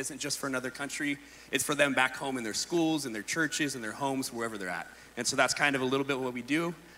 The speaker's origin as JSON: {"language": "English", "town": "Shelter Cove", "region": "California", "country": "United States", "lives_now": "Ensenada, Mexico"}